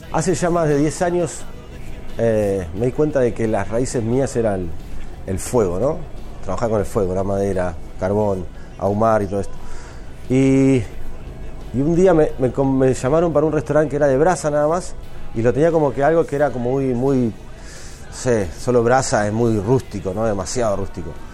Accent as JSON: {"language": "Spanish", "region": "Patagonia", "country": "Argentina", "also_born_or_lived": "Buenos Aires", "moved": "as an adult", "said": "soy de la Patagonia"}